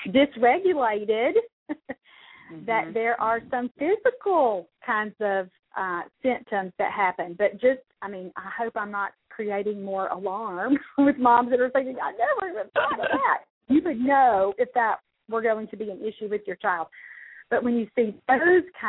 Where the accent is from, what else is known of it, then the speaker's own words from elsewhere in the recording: the South, United States; I'm from the South